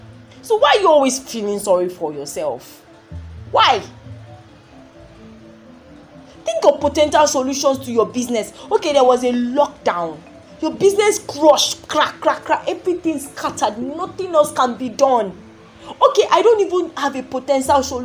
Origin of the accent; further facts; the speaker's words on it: Nigeria; I'm from Nigeria